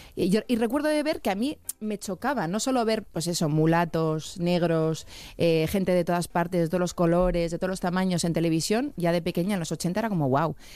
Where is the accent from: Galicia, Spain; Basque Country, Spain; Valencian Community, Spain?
Basque Country, Spain; Bilbao; Y yo de Bilbao